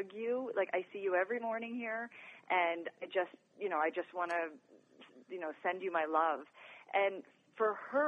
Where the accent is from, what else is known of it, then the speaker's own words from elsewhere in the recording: New York, United States; now in Colorado, United States; I'm originally from New York